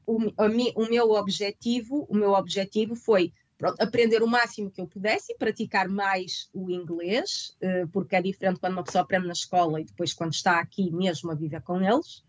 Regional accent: Guimarães, Norte, Portugal; moved away as an adult; now in London, United Kingdom; bem de Guimarães, sou do Norte, nós somos bastante, somos conhecidos por ser bastante diretos

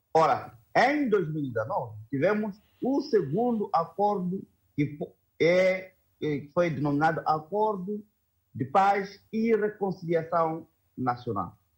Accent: Mozambique; estamos, como moçambicanos

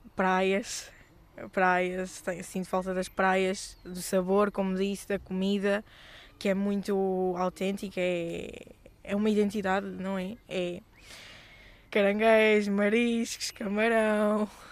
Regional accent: Beira, Sofala, Mozambique; moved away as an adult; now in Porto, Portugal; Foi o país onde cresci, a cidade onde cresci

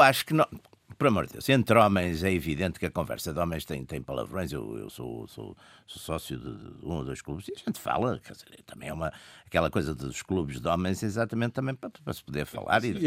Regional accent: Porto, Norte, Portugal; eu sou do Porto, no Porto dizem-se assim imensos palavrões que não são sequer agressivos

